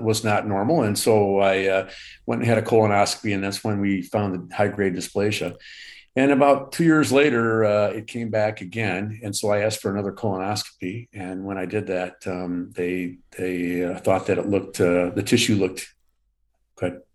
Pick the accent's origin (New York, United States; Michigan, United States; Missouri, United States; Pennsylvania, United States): Michigan, United States; Southfield; also born or lived in Fenton, Michigan / Punta Gorda, Florida; I, uh, I live in Michigan. I, uh, grew up in Southfield, Michigan, uh, currently live in Fenton, Michigan